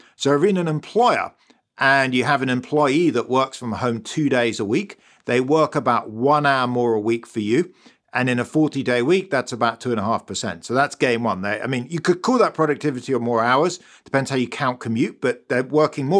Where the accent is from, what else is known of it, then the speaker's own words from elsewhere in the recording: London, United Kingdom; accent: British; moved away as an adult; now in Stanford, United States; You can probably hear I'm British. I grew up in London.